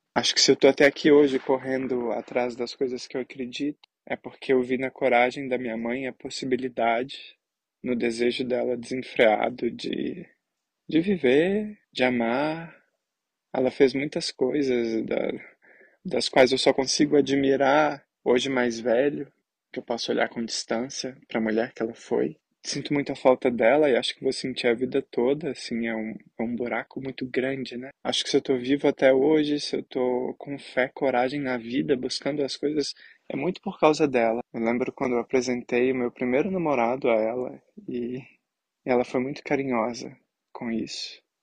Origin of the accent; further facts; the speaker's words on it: Belo Horizonte, Minas Gerais, Brazil; moved away as an adult; now in Angers, France; sou de Belo Horizonte, mas atualmente eu tô morando em Angers, na França